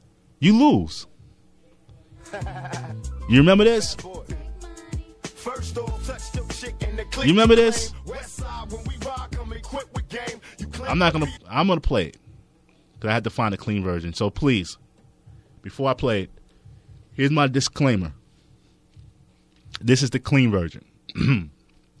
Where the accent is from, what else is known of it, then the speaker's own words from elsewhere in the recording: New York City, New York, United States; I'm from Queens